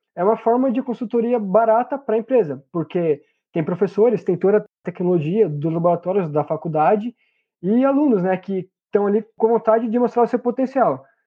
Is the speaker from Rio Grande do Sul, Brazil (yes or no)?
no; hometown 60 km from São Paulo, Brazil; also born or lived in Paraná; voltei para minha cidade natal